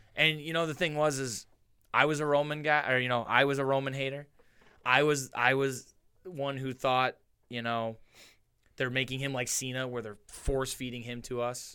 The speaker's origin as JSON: {"language": "English", "town": "Niagara Falls", "region": "New York", "country": "United States", "tie": "born or raised there", "said": "our house on Weston Avenue in the falls, right off of, right off of High"}